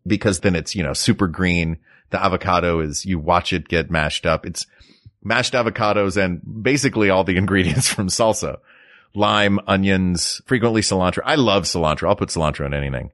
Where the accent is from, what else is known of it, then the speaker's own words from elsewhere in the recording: United States; we're American